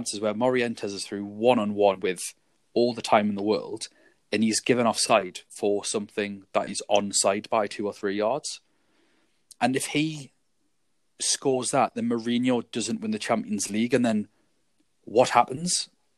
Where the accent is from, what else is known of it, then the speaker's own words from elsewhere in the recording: England, United Kingdom; Being English